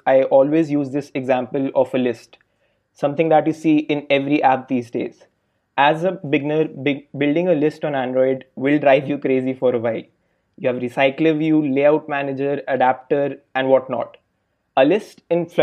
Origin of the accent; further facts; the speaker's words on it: India; now in Berlin, Germany; I'm currently working as a software engineer at Delivery Hero in Berlin, and I'm originally from India